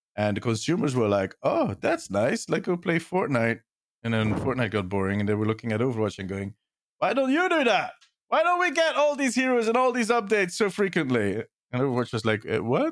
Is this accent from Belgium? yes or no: yes; Belgium; I'm from Belgium.